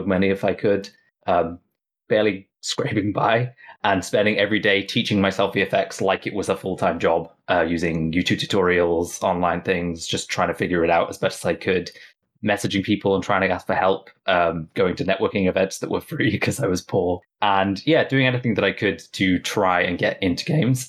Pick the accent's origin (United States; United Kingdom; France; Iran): United Kingdom; Southwest Wales; I grew up in Southwest Wales, a little farm on a mountainside